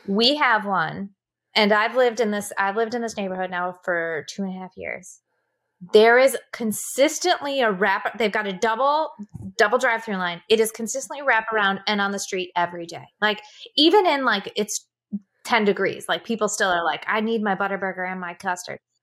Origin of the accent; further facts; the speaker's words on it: Wisconsin, United States; also born or lived in Seattle; being from the Midwest